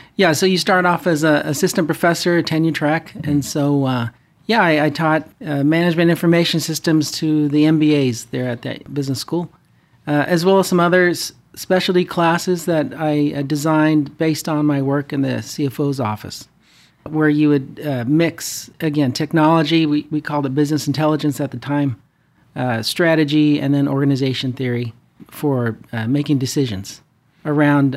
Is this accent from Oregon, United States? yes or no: no; Fresno, California, United States; moved away as an adult; also born or lived in Denver, Colorado / Irvine, California / Bay Area, California; now in Orange County, United States; born and raised in the Central Valley in Fresno